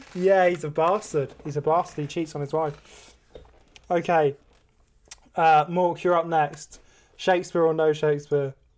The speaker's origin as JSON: {"language": "English", "area": "Devon", "region": "South West England", "country": "United Kingdom", "tie": "born or raised there", "said": "growing up in rural Devon, or just growing up in Devon and the West Country"}